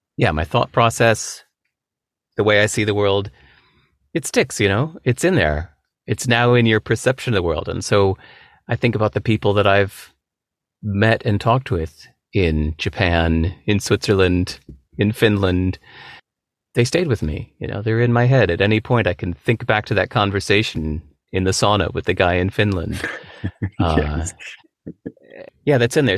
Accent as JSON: {"language": "English", "region": "California", "country": "United States", "tie": "born or raised there", "said": "growing up in America"}